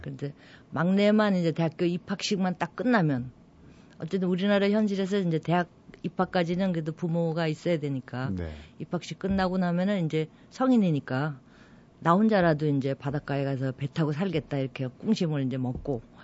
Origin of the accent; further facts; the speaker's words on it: Seoul, South Korea; moved away as an adult; also born or lived in Goseong County, South Gyeongsang; 서울서 이제 쭉 살았었거든요. 제가 서울에. 원래 네. 서울 토백이